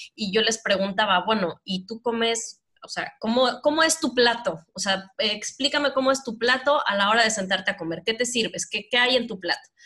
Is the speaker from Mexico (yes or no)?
yes; Mexico; moved away; Yo soy el promedio mexicano que redondeado mide 1,60